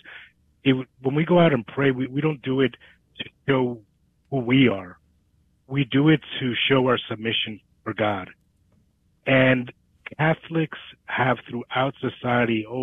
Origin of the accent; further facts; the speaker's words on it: New Jersey, United States; also born or lived in New York; now in Dallas, United States; I come from New York originally. Well, I'm from New Jersey, but I moved to Dallas from New York.